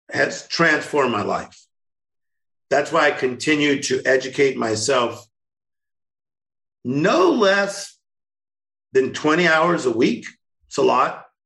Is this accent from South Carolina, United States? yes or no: no; Compton, California, United States; Kendrick Lamar, Tim Storey, we're all from Compton. Yeah. So I was born there.